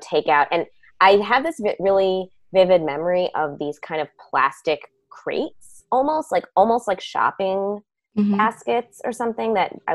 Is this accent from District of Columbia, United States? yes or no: no; Montclair, New Jersey, United States; also born or lived in New York City; I was born in New York City, but my family moved to Montclair when I was like 5. So I definitely feel like Montclair is my home